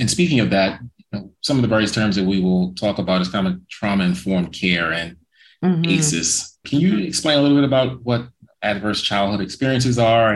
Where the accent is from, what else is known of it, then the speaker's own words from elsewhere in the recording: Baltimore, Maryland, United States; growing up in Baltimore City